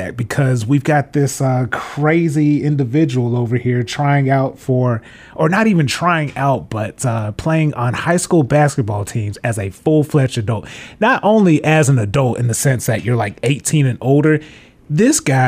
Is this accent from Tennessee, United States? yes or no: yes; Memphis, Tennessee, United States; born or raised there